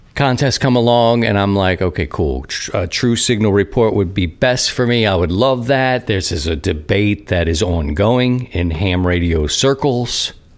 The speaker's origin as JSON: {"language": "English", "town": "Baltimore", "region": "Maryland", "country": "United States", "moved": "yes", "lives_now": "Missouri, United States", "said": "I'm from Baltimore."}